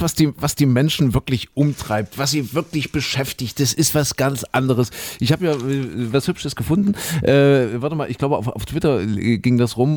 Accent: eastern Germany, Germany; hier bei uns im Osten

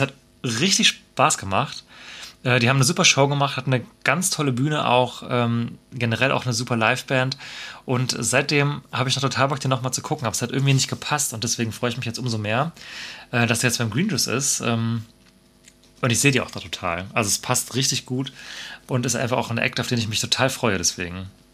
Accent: Freiburg, Baden-Württemberg, Germany; der Stadt ohne Meer, was in mhm. meiner, in der meiner Heimatstadt ist

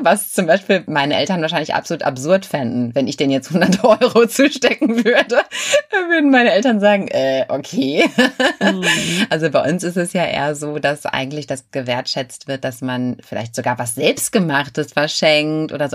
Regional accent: Germany; bei uns in Deutschland

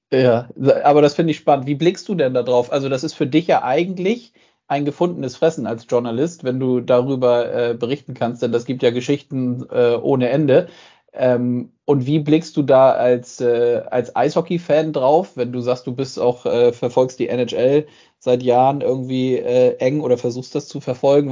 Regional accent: Germany; hier bei uns in Deutschland

